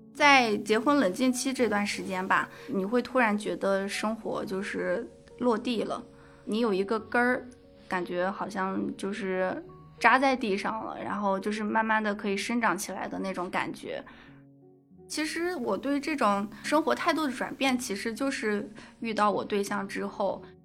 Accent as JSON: {"language": "Chinese", "region": "Gansu", "country": "China", "tie": "born or raised there", "also_born_or_lived": "Fujian", "moved": "yes", "said": "因为我老家是甘肃嘛，我们都会有个彩礼的问题"}